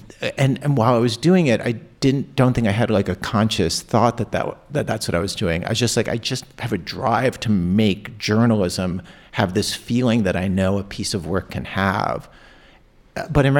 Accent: Baltimore County, Maryland, United States; growing up in Baltimore County

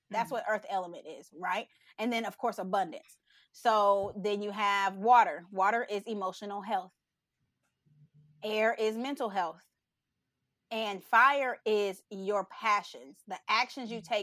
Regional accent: Texas, United States; I am. I'm from Texas.

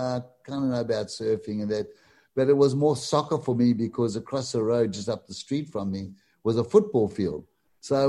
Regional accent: Durban, KwaZulu-Natal, South Africa; in my area in Glenwood, which was possibly like 5 or 4 miles from the beach

